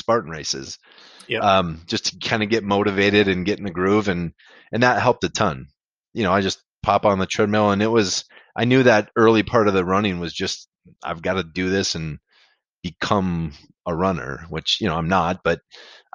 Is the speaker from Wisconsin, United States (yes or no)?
yes; Mayville, Wisconsin, United States; I grew up in Mayville